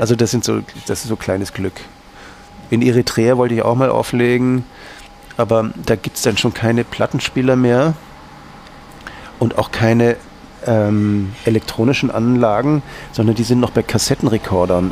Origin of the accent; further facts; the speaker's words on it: Northern Germany, Germany; now in Austria; ich bin ja aus Norddeutschland, da hat man dann eben diese Affinität nach Skandinavien